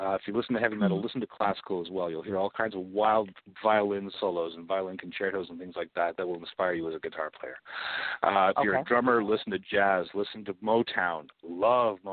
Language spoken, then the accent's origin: English; Canadian side of the border near Detroit, Ontario, Canada; also born or lived in London, Ontario; I grew up near Detroit. I'm the Canadian side of the border, but very close to Detroit